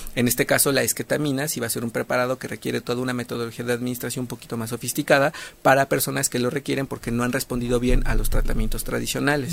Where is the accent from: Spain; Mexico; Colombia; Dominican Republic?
Mexico; somos muy mexicanos